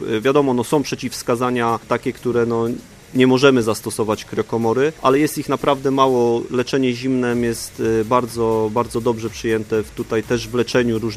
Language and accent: Polish; Grodzisk, Poland; Z Grodziska … z Grodziski Klub Biegacza.